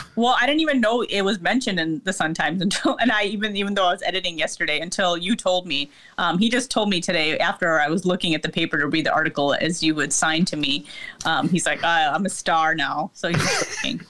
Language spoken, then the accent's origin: English; Lincolnwood, Illinois, United States; I grew up in Lincolnwood